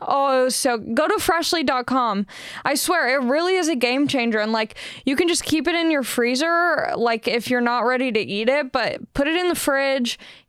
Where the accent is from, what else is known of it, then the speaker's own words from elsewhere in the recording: Long Beach, California, United States; I'm kind of a weird case because I am from Long Beach, so like LA just made sense for me